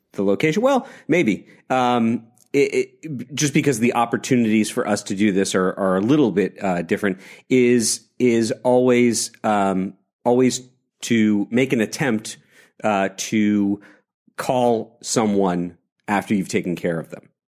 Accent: New York, United States; a lifetime New Yorker

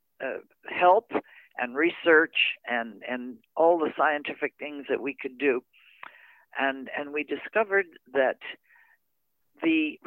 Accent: Verdun, Quebec, Canada; moved away; also born or lived in Montreal; I was born in Montreal, Canada.

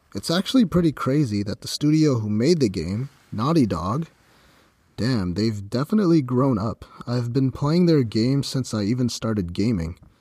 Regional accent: Ontario, Canada; my hometown in Ontario, Canada

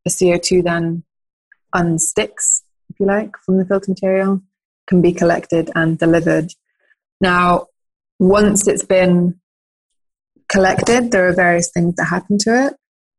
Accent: United Kingdom; also born or lived in Norway; now in Switzerland; By origin, I'm British-Norwegian, landed in Switzerland after my studies

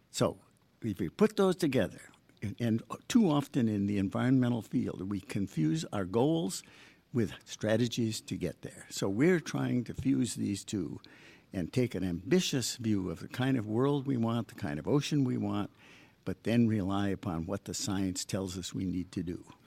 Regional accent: Michigan, United States; also born or lived in Long Island / Boston; now in Long Beach, United States; I grew up in Michigan.

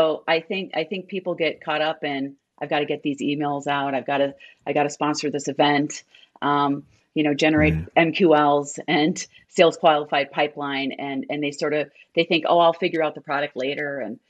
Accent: Minnesota, United States

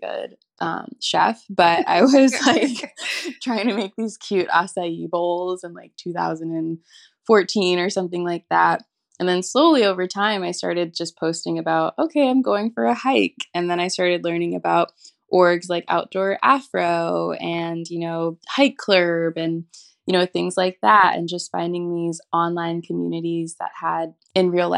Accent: St. Louis, Missouri, United States; now in Los Angeles, United States; I'm from St. Louis, Missouri, and currently live in Los Angeles

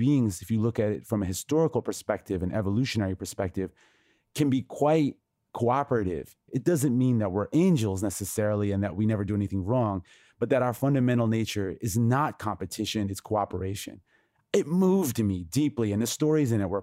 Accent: United States; the cultural narrative that I was raised on in the United States

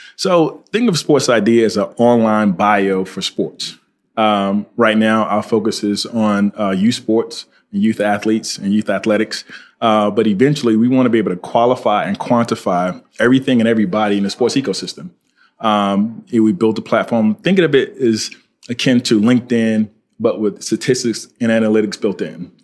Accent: Fort Pierce, Florida, United States; I'm from Florida. Uh, went to high school at uh, Fort Pierce Westwood High School

